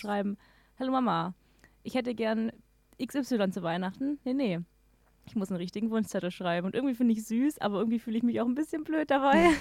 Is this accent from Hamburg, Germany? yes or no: no; Swabia, Baden-Württemberg, Germany; now in Regensburg, Germany; ich komme ja aus dem Schwabeländle